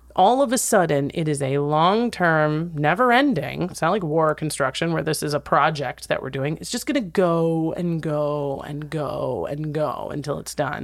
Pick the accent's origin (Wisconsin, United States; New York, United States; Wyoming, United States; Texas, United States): Wisconsin, United States; Wisconsin Rapids; now in Los Angeles, United States; Wisconsin, Rapids, Wisconsin, my hometown